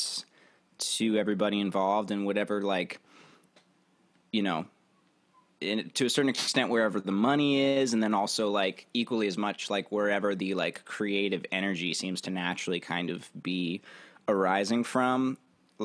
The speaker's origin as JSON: {"language": "English", "region": "Virginia", "country": "United States", "tie": "born or raised there", "moved": "as an adult", "lives_now": "Nashville, United States", "said": "I grew up in Virginia, and I moved to Nashville, I think about 2 years ago"}